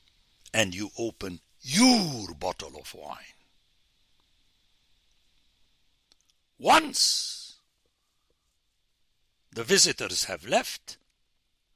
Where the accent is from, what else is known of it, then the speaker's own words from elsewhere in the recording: Beirut, Lebanon; now in United States; I come from the Middle East of my time